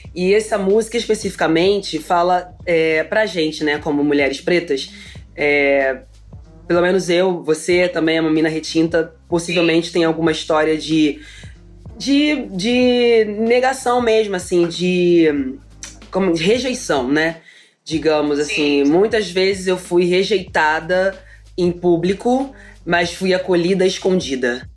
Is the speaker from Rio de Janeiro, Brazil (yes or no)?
yes; Rio de Janeiro, Brazil; Eu sou carioca, ai, eu falo alto